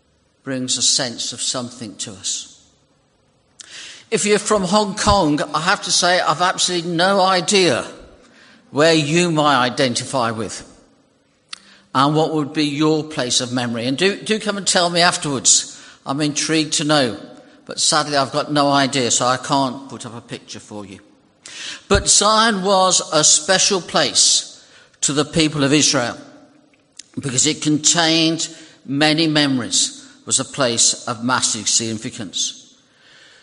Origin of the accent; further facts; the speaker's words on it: United Kingdom; British people